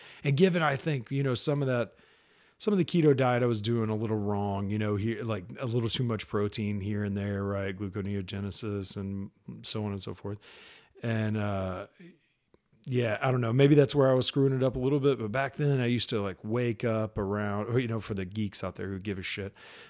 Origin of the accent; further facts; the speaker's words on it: Dallas, Texas, United States; I was originally from Dallas, Texas, joined the Army when I was 22, moved to North Carolina.